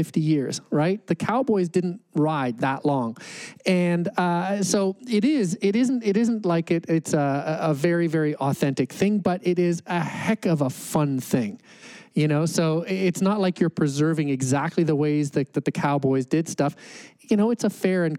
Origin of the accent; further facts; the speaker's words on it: Calgary, Alberta, Canada; I grew up in Calgary